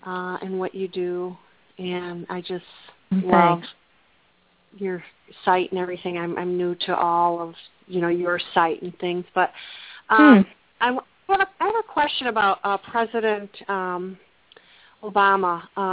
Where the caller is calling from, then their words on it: Plymouth, Michigan, United States; I am from Plymouth, Michigan.